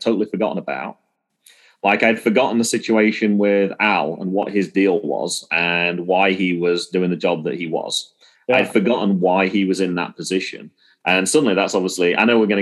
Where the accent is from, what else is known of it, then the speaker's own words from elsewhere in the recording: England, United Kingdom; I'm from England